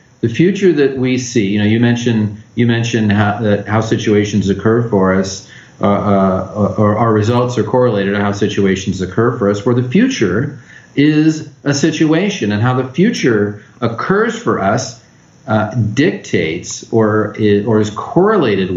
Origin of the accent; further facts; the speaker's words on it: Los Angeles, California, United States; also born or lived in San Diego / Orange County / Riverside County; I grew up in Los Angeles